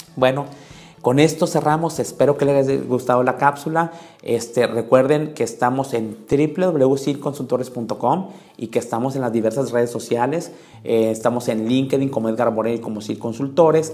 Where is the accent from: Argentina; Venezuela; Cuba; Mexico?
Mexico; nosotros como mexicanos